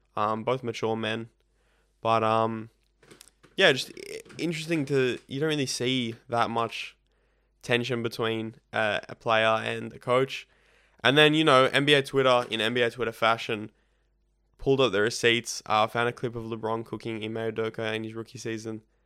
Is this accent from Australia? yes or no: yes; Australia; both being Australian